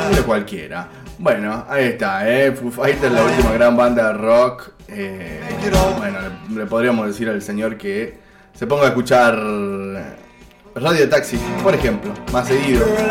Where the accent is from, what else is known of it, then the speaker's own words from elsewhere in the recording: Jujuy, Argentina; como estamos en Jujuy, somos de Jujuy